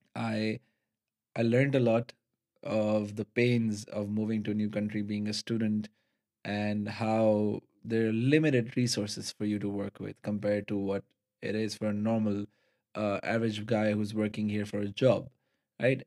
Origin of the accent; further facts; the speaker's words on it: Karachi, Sindh, Pakistan; moved away as an adult; now in Netherlands; we're coming from Pakistan